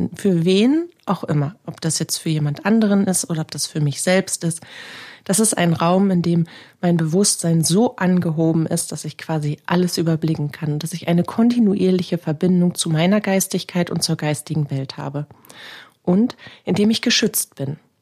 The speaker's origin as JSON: {"language": "German", "region": "Northern Germany", "country": "Germany", "said": "bei uns in Norddeutschland"}